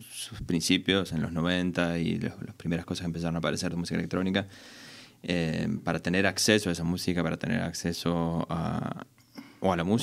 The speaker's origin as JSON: {"language": "Spanish", "country": "Argentina", "said": "por más que yo vengo de Argentina y, empecé mi carrera en Argentina..."}